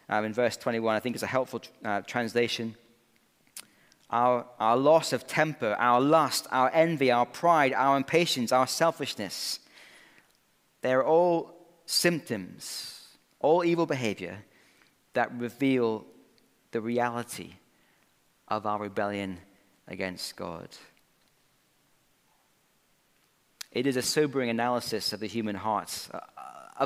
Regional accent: Scotland, United Kingdom; Growing up in Scotland, when I played a bit of rugby at school

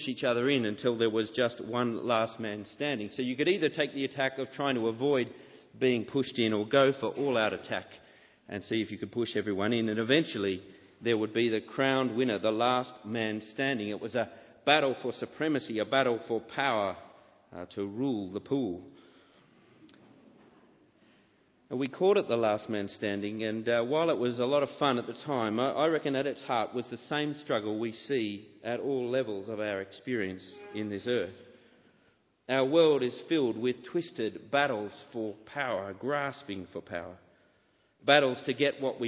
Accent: Sydney, New South Wales, Australia; as a boy growing up in Sydney

